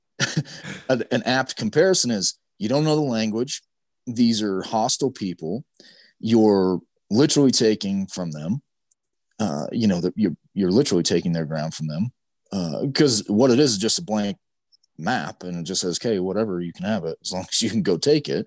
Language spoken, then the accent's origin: English; Utah, United States; growing up in Utah